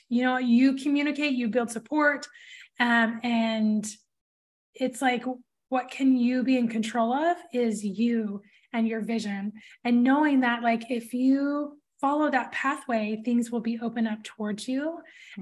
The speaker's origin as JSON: {"language": "English", "town": "Portland", "region": "Oregon", "country": "United States", "said": "I'm from Portland"}